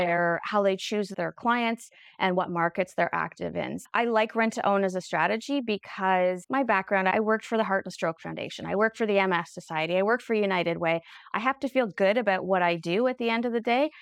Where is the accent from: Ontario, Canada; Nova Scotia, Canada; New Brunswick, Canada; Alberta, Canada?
Nova Scotia, Canada; Halifax; I was born in Halifax